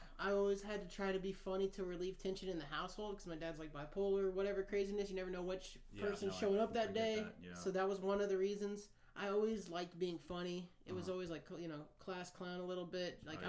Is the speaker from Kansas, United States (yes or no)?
yes; Kansas, United States; moved away as an adult; now in San Diego, United States; growing up in Kansas